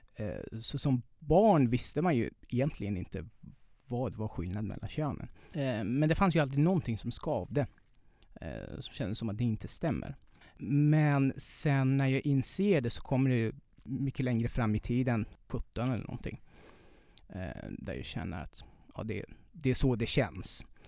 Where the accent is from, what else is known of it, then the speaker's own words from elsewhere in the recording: Iran; Swedish is a second language; moved away as an adult; now in Sweden; där jag kommer ifrån